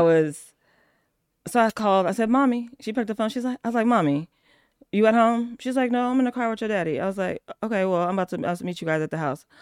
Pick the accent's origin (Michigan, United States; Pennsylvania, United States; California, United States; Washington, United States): California, United States; Oakland; I grew up in Oakland